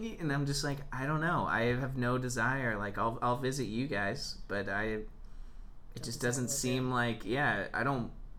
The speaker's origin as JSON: {"language": "English", "town": "Vero Beach", "region": "Florida", "country": "United States", "tie": "born or raised there", "moved": "yes", "lives_now": "Chicago, United States", "said": "my mom grew up in my hometown, Vero Beach, where I'm from. I'm actually fourth generation Vero Beach."}